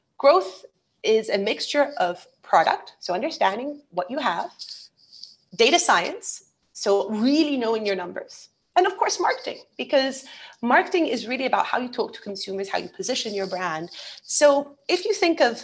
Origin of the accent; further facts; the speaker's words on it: England, United Kingdom; moved away as an adult; also born or lived in Brazil / Denmark; now in United Arab Emirates; I was born in Brazil, so I'm Brazilian, but I'm half Brazilian, half Portuguese. And I grew up most of my childhood in England.